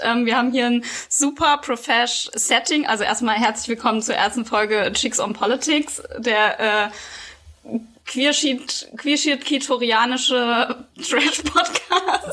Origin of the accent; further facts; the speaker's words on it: Quierschied, Saarland, Germany; in der Nähe von Quierschied, wo ich aufgewachsen bin.